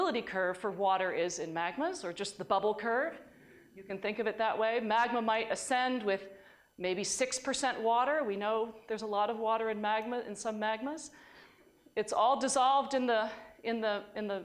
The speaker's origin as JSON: {"language": "English", "region": "New York", "country": "United States", "said": "in New York we call this seltzer"}